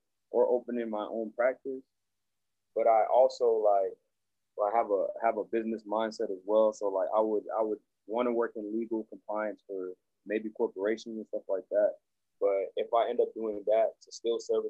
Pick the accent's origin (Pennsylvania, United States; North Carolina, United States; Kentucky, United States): North Carolina, United States; Greensboro; also born or lived in Togo; I'm originally from Togo, West Africa, but I grew up in Greensboro, North Carolina